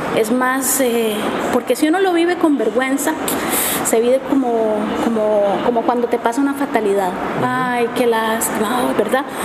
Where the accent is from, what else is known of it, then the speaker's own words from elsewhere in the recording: Costa Rica; yo soy de Costa Rica